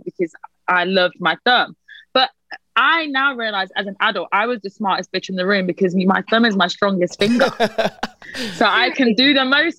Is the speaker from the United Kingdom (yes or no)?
yes; United Kingdom; accent: British; The only thing really that like really British, I think, is like a few sonics, but also the way I speak